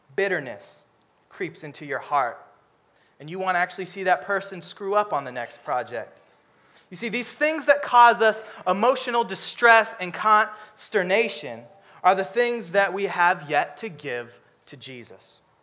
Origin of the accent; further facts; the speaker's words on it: Seattle, Washington, United States; I'm from Seattle